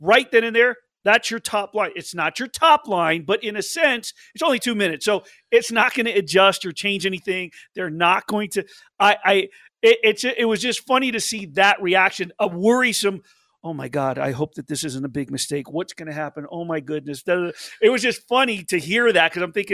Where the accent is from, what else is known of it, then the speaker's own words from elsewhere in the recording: Las Vegas, Nevada, United States; also born or lived in New York; I'm just an old school Las Vegan